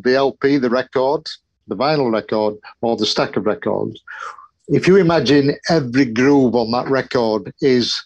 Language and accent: English; Yorkshire and the Humber, United Kingdom; I'm a Yorkshireman